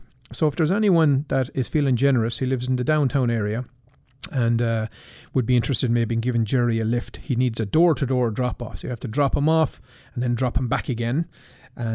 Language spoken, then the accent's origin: English; Abbeyleix, Laois, Ireland; moved away; My friends, family, all congregated around my hometown, Abbey Leaks